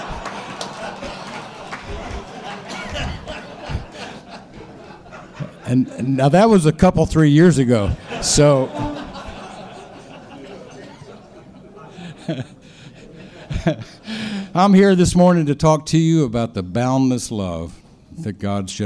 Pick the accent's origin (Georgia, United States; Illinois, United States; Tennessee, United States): Tennessee, United States; Memphis; also born or lived in Detroit, Michigan; when I was 4 years old, moved to the big city of Memphis, Tennessee